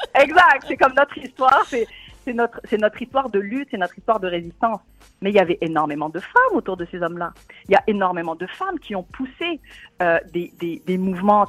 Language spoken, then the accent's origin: French; Tunisia; moved away; mon pays d'origine, la Tunisie